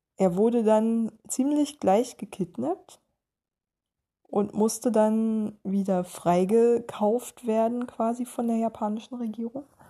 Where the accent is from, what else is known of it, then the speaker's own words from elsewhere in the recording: East Germany, Germany; moved away; mir als Ossi-Kind, das die Wende miterlebt hat